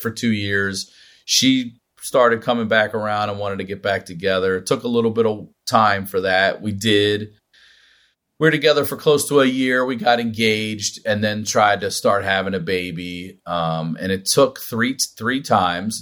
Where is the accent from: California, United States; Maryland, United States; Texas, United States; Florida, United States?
Maryland, United States; I'm from Maryland, which is a touch Southern